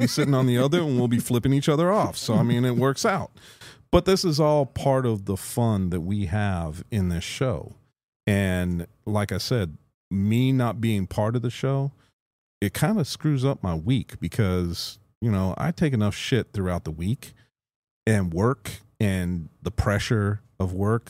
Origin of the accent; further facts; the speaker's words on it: Canada; And I'm freaking Canadian.